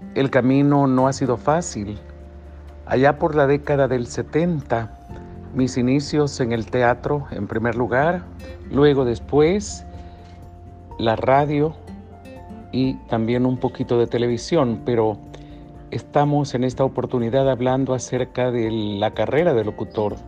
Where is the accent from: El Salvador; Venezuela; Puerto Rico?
El Salvador; aquí en El Salvador en mi país tan bello